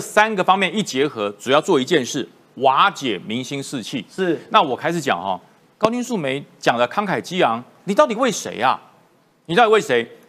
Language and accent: Chinese; Taiwan; 我还是大概是第二代，我，我的家人从中国过来，然后我落地生根，我都认为我是台湾人了